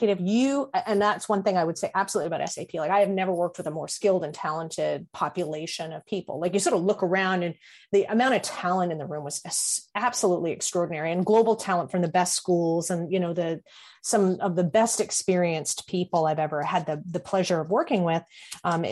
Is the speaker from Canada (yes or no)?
yes; Canada; I'm Canadian